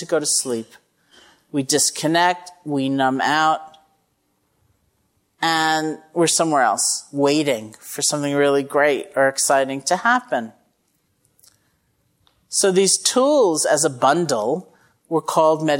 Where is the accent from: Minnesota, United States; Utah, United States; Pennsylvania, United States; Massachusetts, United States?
Massachusetts, United States; I'm from Massachusetts